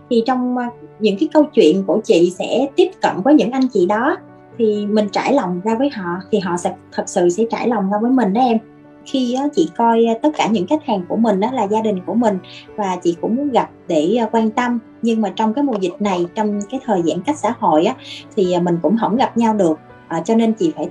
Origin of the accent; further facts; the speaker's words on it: Mekong Delta, Vietnam; moved away as an adult; now in Ho Chi Minh City, Vietnam; ở dưới quê ở miền Tây